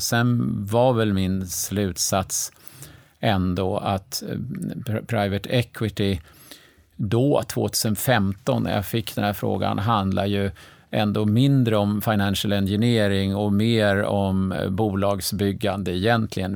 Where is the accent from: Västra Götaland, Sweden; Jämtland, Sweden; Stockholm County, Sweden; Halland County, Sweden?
Stockholm County, Sweden; Stockholm; jag är faktiskt född i Stockholm 1960